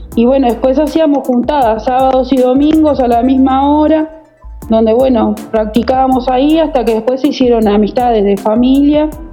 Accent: Uruguay; soy eh, natural de Uruguay

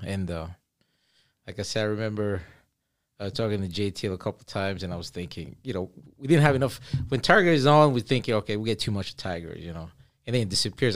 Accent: Cameroon; moved away; I'm originally from Cameroon. I say originally, but I, you know, I like to say I am from Cameroon still, and will ever be.

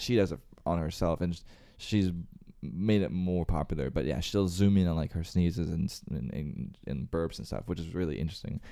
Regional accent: Northern Virginia, United States; I was born and raised in Northern Virginia

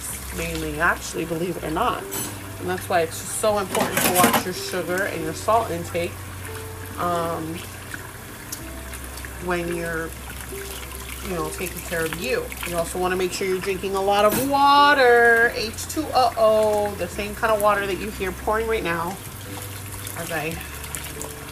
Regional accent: United States; I'm American, born here, but my dad is Puerto Rican, and my mommy is Haitian.

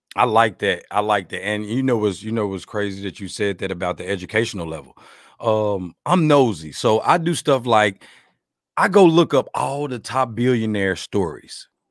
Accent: Arkansas, United States; I'm from Arkansas, the Bible Belt

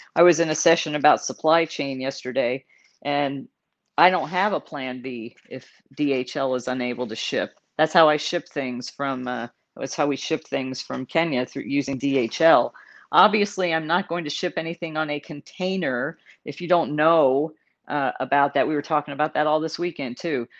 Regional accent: San Antonio, Texas, United States; also born or lived in Dallas, Texas; I grew up in Texas. I was born in Dallas, grew up in San Antonio

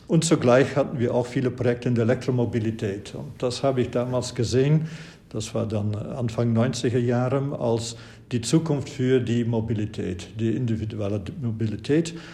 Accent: Flanders, Belgium; Und Sie wissen, ich habe studiert an der Universität Löwen in Belgien. Ich stamme aus Flandern

